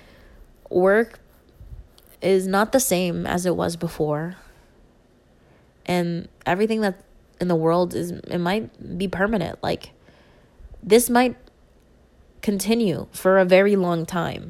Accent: Philippines; I'm Filipino

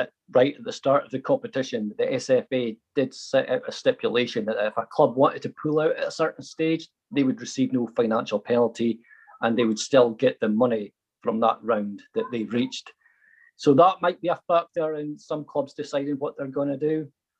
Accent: Huntly, Scotland, United Kingdom; my hometown team, Huntly.

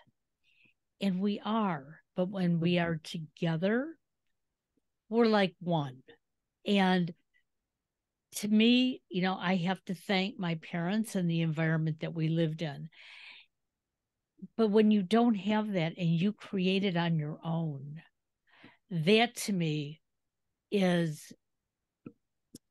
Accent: Michigan, United States; moved away; I grew up in Michigan

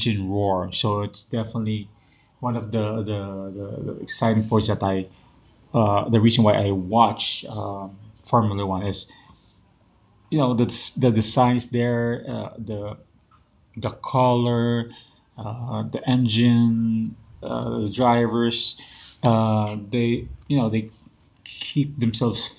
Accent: Philippines; also born or lived in Taguig, Philippines; as a Filipino

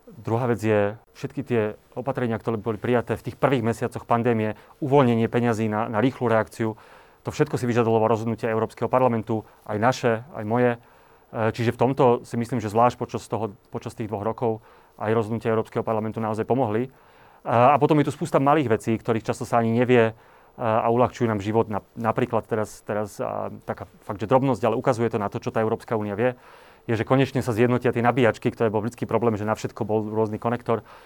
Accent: Slovakia

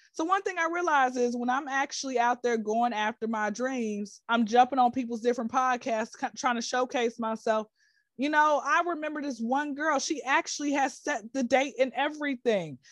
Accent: Atlanta, Georgia, United States; now in Dubai, United Arab Emirates; I'm from Atlanta

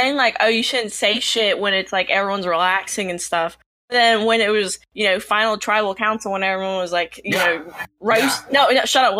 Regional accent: New York City, New York, United States; I'm from New York.

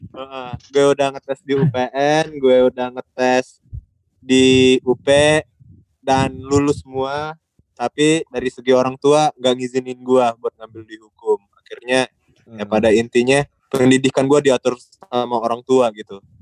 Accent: Palembang, South Sumatra, Indonesia; moved away; gue lagi balik ke kampung halaman gue di Palembang

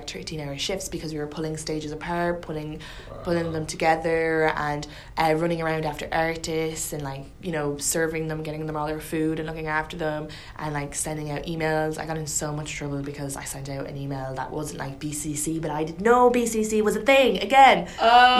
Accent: Ireland; moved away; You don't sound Irish, your accent

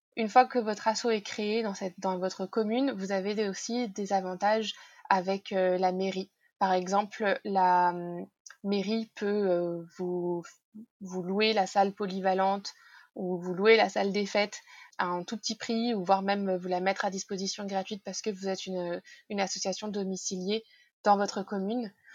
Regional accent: Normandy, France; moved away; also born or lived in Paris; dans le village de mes parents, là où j'ai grandi

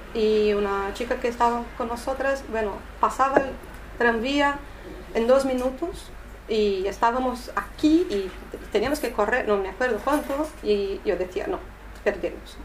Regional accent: São Paulo, Brazil; Spanish is a second language; moved away; also born or lived in Rio de Janeiro; yo no soy de Río, ¿eh? yo vivía ahí, yo soy de São Paulo

